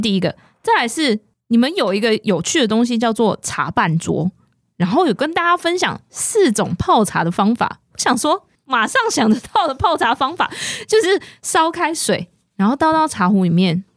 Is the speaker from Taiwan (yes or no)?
yes; Taiwan; 我们台湾人比较常喝的茶